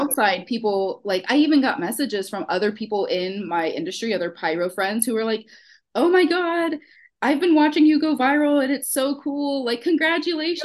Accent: Houston, Texas, United States; accent: Houston; now in Pennsylvania, United States; I'm from Texas. Um, so if you hear any of my like weird Houston accent come out

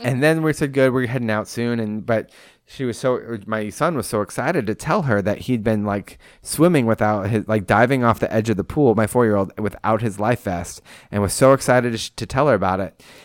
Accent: Pacific Coast, West Coast, United States; moved away; what I grew up with on the Pacific Coast

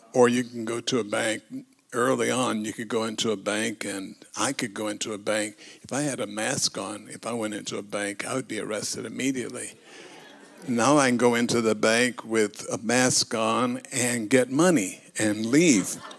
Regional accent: United States; I'm an American. I, I live in a democracy

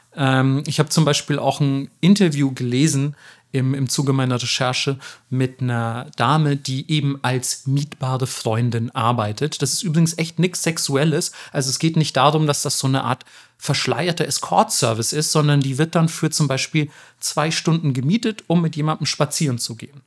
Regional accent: Germany; damals schon als Kind in Deutschland

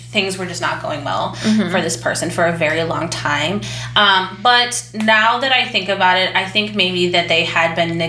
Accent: Indiana, United States; I'm from Indiana

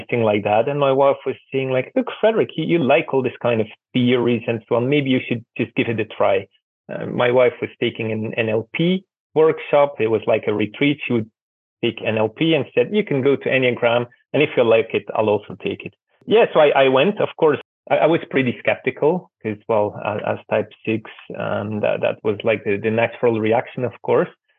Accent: Belgium; moved away as an adult; also born or lived in Russia / Tajikistan / Georgia / Belarus; now in Ukraine; I'm originally from Belgium. I grew up there, went to school, university

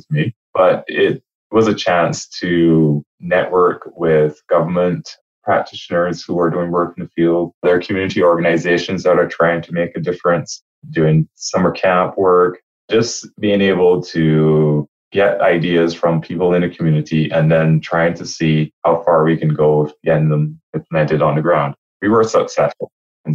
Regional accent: Barbados; moved away as an adult; also born or lived in Halifax, Nova Scotia; I'm from Barbados.

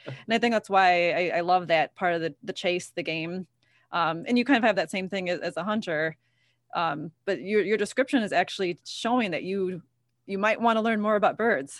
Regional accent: Ottawa, Illinois, United States; I'm from Ottawa.

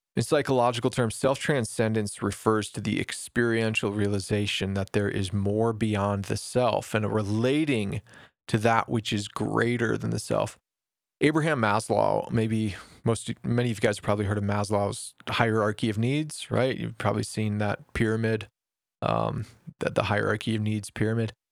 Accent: United States; As an American

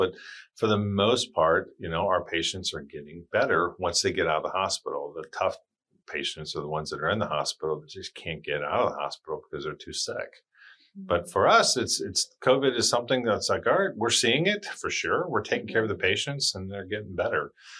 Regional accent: Charleston, South Carolina, United States; born there; And I was like, Demetra, I was born in Charleston. And she was like, oh, okay.

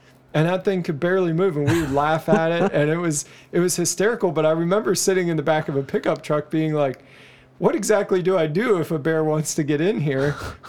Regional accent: Dryden, Ontario, Canada; born there; I was born in Dryden, Ontario.

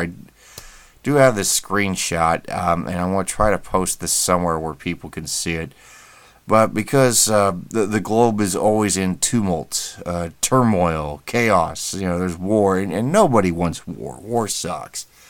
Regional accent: United States; being an American

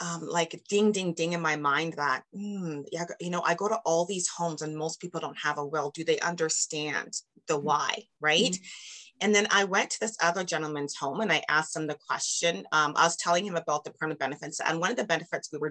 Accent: Canada; I'm from Canada

